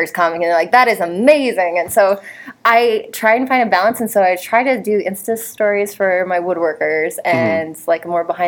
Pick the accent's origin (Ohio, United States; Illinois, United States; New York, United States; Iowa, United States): Ohio, United States; now in Florida, United States; I'm now in Florida, but I grew up in Ohio